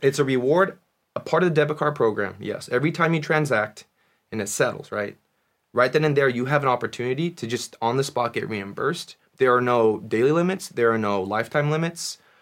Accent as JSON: {"language": "English", "country": "United States", "tie": "born or raised there", "said": "my parents were born in Korea, I was born in America"}